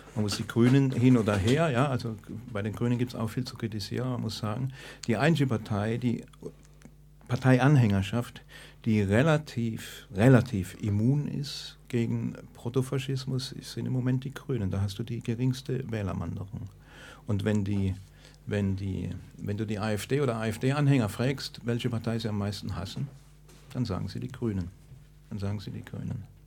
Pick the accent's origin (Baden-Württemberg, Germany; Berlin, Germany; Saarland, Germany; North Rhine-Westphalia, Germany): Baden-Württemberg, Germany; Stuttgart; ich komme aus Stuttgart